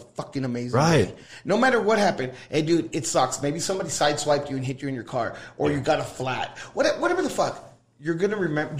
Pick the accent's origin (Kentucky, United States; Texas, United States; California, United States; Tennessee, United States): Texas, United States; Laredo; also born or lived in San Antonio, Texas; now in El Paso, United States; I grew up in Laredo